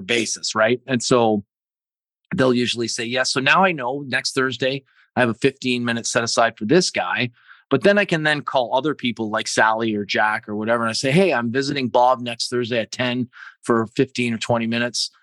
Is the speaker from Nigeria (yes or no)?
no; Canada; being Canadian